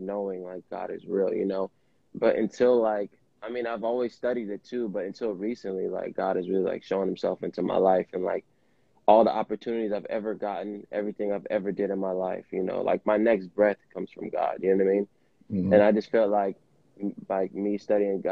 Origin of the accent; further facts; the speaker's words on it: Vallejo, California, United States; I'm an artist from the Bay Area, Vallejo, California